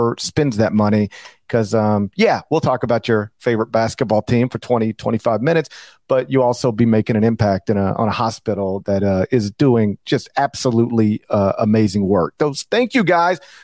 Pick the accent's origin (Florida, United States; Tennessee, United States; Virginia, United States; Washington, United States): Tennessee, United States; Memphis; that is an amazing place in my hometown.